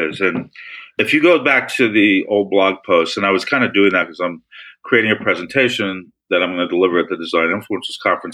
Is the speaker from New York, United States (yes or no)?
yes; New York City, New York, United States; I came from Brooklyn